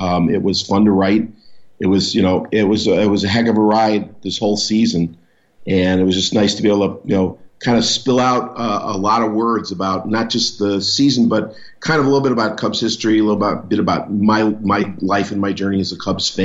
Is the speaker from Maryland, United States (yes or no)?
no; Chicago, Illinois, United States; I was born in Chicago.